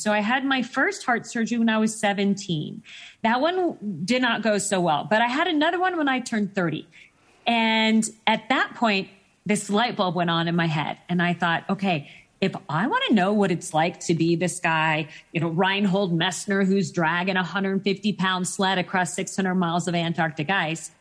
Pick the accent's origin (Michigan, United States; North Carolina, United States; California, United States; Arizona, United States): Arizona, United States; Phoenix; I grew up in Phoenix, Arizona